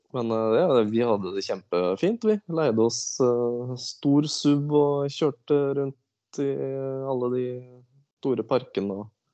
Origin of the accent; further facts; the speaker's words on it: Askim, Østfold, Norway; jeg er ifra Askim. Det er jo ja. indre Østfold.